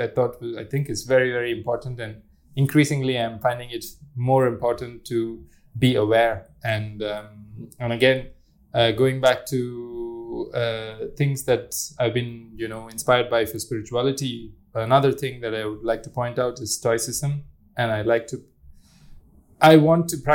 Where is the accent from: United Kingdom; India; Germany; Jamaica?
India; growing up in India as a religious person, you meditate a lot